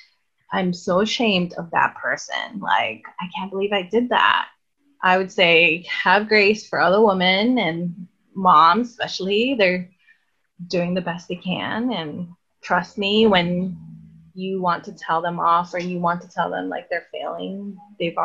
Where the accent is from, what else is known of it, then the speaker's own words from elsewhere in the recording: Hawaii, United States; growing up in Hawaii, it was like really expensive.